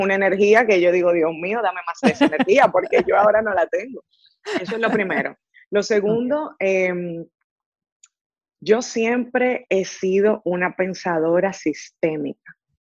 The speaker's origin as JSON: {"language": "Spanish", "country": "Dominican Republic", "tie": "born or raised there", "moved": "as an adult", "lives_now": "Silicon Valley, United States", "said": "nací, crecí en República Dominicana, estudié en República Dominicana"}